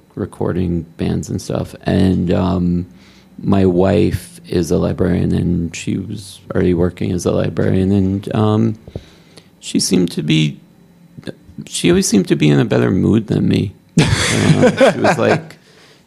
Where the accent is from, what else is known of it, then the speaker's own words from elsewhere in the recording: Port Washington, New York, United States; I grew up in town here